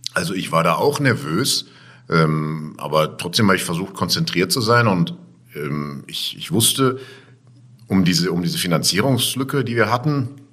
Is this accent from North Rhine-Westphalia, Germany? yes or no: yes; Essen, North Rhine-Westphalia, Germany; ich bin unten am Baldnersee groß geworden in Heisingen und das verknüpfe ich mit meiner Kindheit